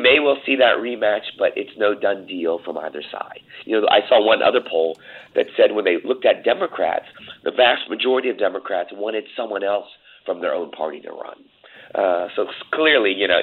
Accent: United States; as an American

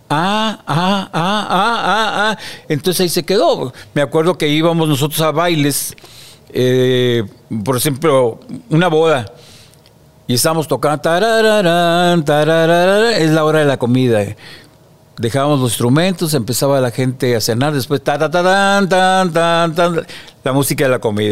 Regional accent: Monterrey, Nuevo León, Mexico; Somos del barrio del Mediterráneo, pegado a la Purísima

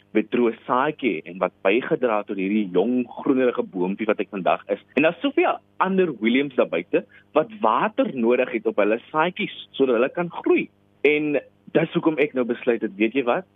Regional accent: Paarl, Western Cape, South Africa; first language Afrikaans; in my graad 12 jaar as ek toe nou daar by die New Orleans Sekondêre Skool in Parel

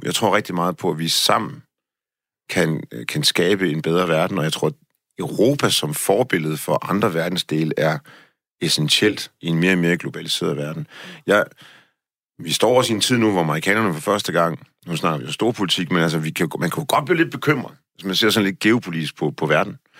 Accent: Denmark; som dansker

